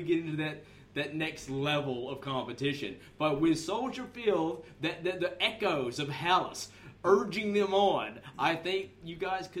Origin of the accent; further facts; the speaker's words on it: United States; now in Australia; as an American...